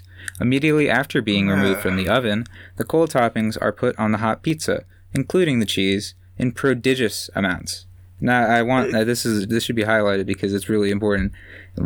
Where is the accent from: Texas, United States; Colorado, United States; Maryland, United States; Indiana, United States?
Maryland, United States; also born or lived in St. Mary's County, Maryland; now in Pittsburgh, United States; as a person from the East Coast, I'm from Maryland